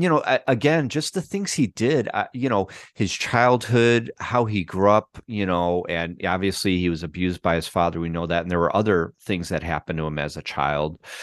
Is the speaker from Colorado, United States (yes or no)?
no; Chicago, Illinois, United States; moved away as an adult; also born or lived in Los Angeles; we both lived and grew up on the northwest side of Chicago